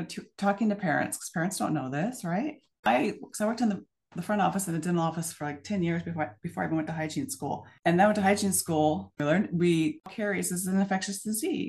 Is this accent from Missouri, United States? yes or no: no; Portland, Oregon, United States; also born or lived in Scappoose, Oregon; I was born in Portland area, but now I live in Scappoose, so a small town outside of Portland